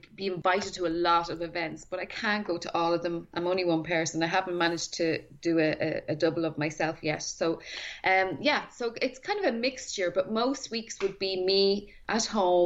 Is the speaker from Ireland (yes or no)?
yes; Tallaght, Leinster, Ireland; I grew up in Talla, okay. Which was down the road from Blessington